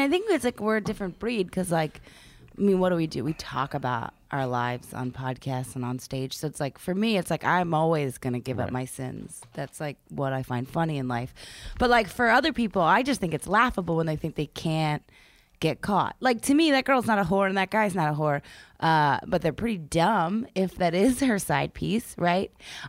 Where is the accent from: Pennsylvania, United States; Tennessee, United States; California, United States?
Pennsylvania, United States; Philadelphia; I'm from Philadelphia.